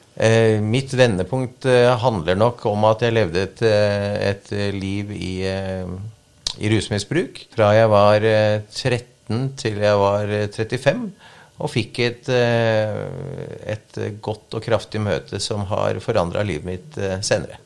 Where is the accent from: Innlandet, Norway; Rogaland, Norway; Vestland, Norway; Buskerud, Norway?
Buskerud, Norway; Vikersund; born or raised there; also born or lived in Tromsø